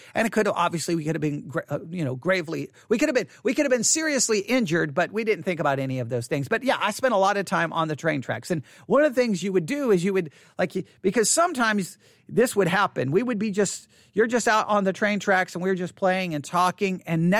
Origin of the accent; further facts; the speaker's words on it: Buffalo Gap, Texas, United States; I can remember I grew up in Buffalo Gap, Texas, and right there, like you walked across the street from my house, there was like an older house